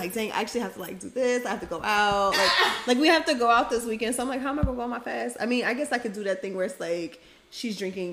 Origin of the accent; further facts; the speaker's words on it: Atlanta, Georgia, United States; also born or lived in East Point, Georgia; I am a first gen ATLian, you know. Period. All my family's from Homestead, like that's Miami area, 305, but I'm from Atlanta. I like to rep East Point because that's where I went through a lot of like the most transformational time frames